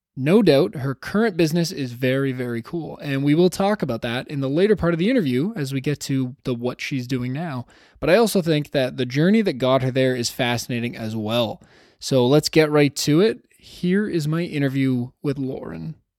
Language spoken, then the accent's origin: English; Toronto, Ontario, Canada; Toronto, Ontario, which is, of course, my hometown.